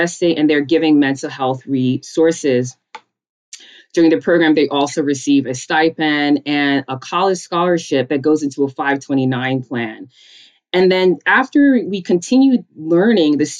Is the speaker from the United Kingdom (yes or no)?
no; New York City, New York, United States; also born or lived in Connecticut / Georgia; I grew up in a small town in Rosedale, Queens, which is on the border of Long Island and Queens